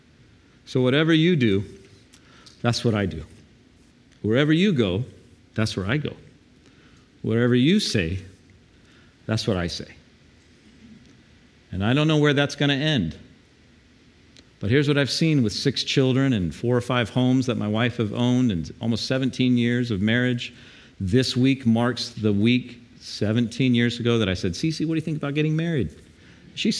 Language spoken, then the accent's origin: English; the South, United States; now in Panama City, United States; I grew up in the South.